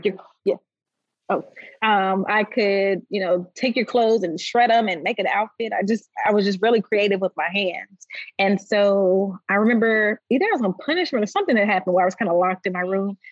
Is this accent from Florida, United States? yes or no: no; Nashville, Tennessee, United States; I'm Nashville native, so I grew up here in Nashville